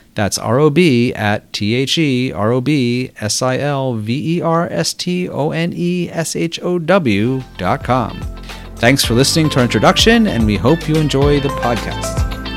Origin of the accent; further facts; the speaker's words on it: Baltimore, Maryland, United States; moved away as an adult; also born or lived in New York; I grew up in Baltimore before attending college at Harvard University